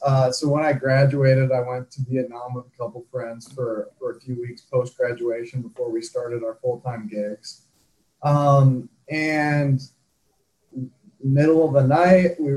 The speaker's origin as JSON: {"language": "English", "region": "Michigan", "country": "United States", "tie": "born or raised there", "also_born_or_lived": "Utah", "moved": "as an adult", "said": "I grew up in Michigan."}